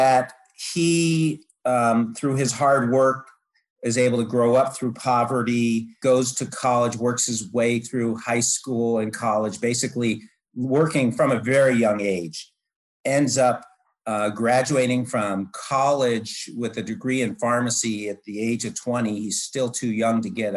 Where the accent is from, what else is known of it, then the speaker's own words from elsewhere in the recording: Marin County, California, United States; the planned community, which I grew up in Marin County, which is right across from San Francisco